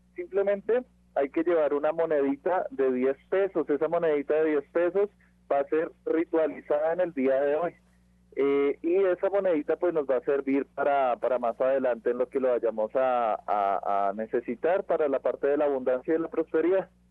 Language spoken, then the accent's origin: Spanish; Colombia; now in Mexico; yo vengo de Colombia